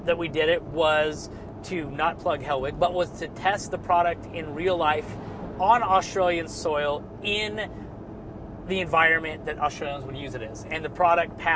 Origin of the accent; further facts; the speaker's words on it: United States; I'm an American